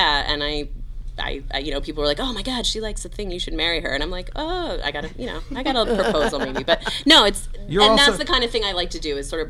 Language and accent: English; the South, United States; Vince and I grew up in the South.